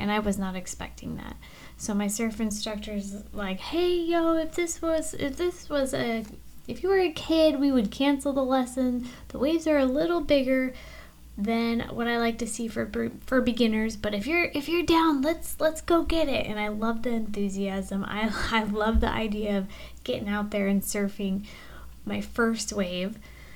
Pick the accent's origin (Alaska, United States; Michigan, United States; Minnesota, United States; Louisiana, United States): Alaska, United States; moved away as an adult; now in Florida, United States; Being born and raised in Alaska